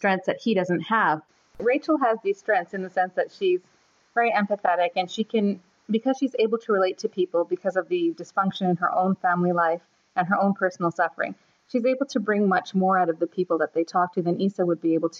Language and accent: English; Toronto, Ontario, Canada; Toronto is my hometown, so it's a city that I love. It's a city that I grew up in and was educated in, got married in.